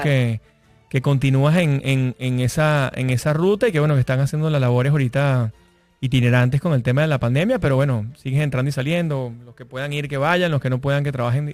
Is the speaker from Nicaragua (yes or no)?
no; Venezuela; moved away; yo soy venezolano